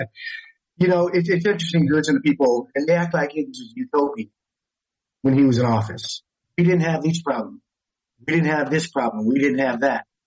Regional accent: Pasadena, California, United States; we grew up in Pasadena

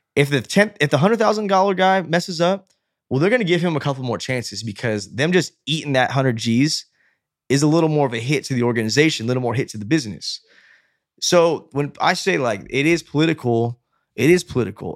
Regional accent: United States; we're American

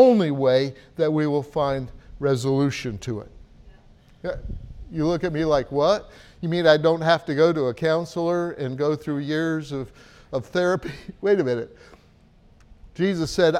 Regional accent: United States; moved away; as an American

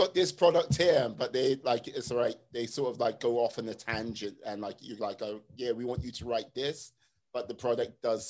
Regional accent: United Kingdom; my mastery of many languages, being a British citizen.

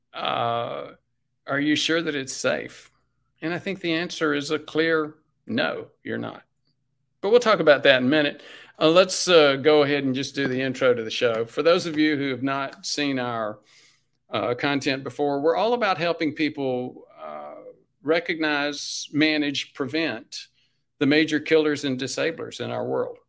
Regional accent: Spartanburg, South Carolina, United States; I'm from South Carolina. I'm from the coun-, sort of from the country, the suburbs, Sm-, Spartanburg.

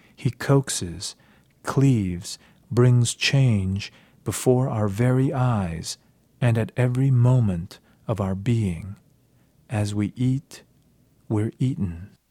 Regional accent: United States; growing up in America

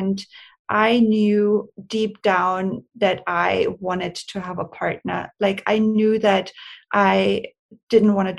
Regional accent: Austria; moved away as an adult; also born or lived in Hollywood, United States; now in Los Angeles, United States; I'm born and raised in Austria. And I moved to America. I'm an immigrant when I was 23 years old

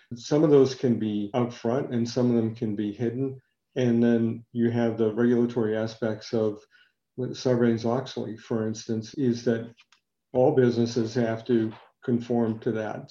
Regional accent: New England, United States; I am from New England

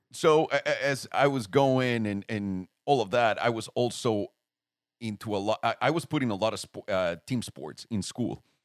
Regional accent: Mexico City, Mexico; moved away; Mexico City, homie. Like, straight up Mexico City.

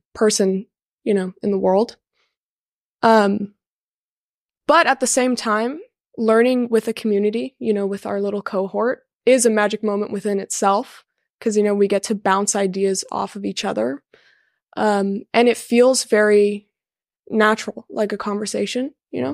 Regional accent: Garden Grove, California, United States; I'm from Garden Grove, California.

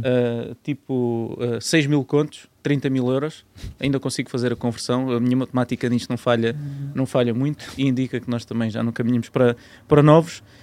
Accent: Marateca, Alentejo, Portugal; moved away as an adult; also born or lived in Grândola; now in Lisbon, Portugal; eu nasci em Grândola, Cresci em grande Lote aos 8 anos e depois mudei-me para a zona ali da Marateca, Conselho de Vendas Novas.

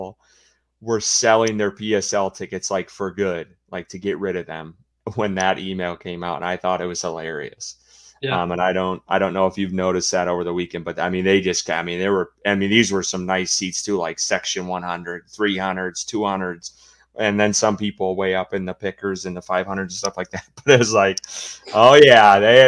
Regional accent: Wisconsin, United States; moved away; I'm originally from Wisconsin, grew up in the early days as a Packers fan

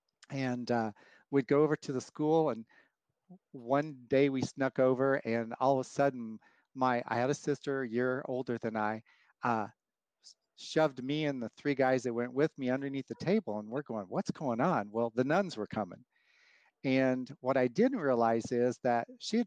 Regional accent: Wichita, Kansas, United States; I grew up in Wichita, Kansas

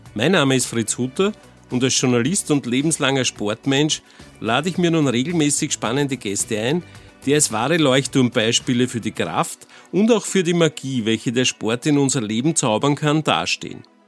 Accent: Gmünd, Lower Austria, Austria; Als Waldviertler aus Gmünd, wie ich es bin

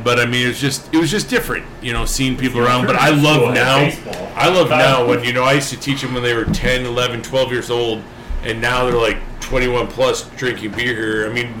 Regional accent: Buffalo, New York, United States; moved away as an adult; So I'm from Buffalo, New York, originally.

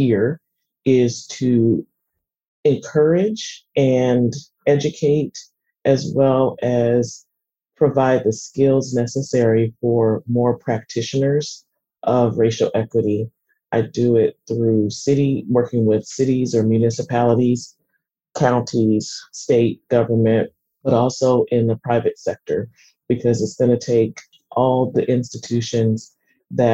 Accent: Seattle, Washington, United States; growing up in Seattle

